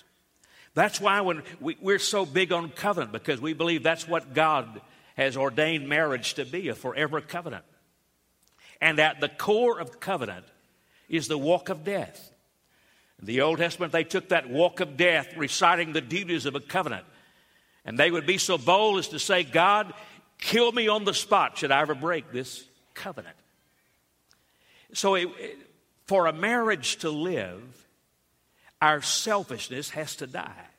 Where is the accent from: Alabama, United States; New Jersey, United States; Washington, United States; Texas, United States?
Alabama, United States; Growing up in Alabama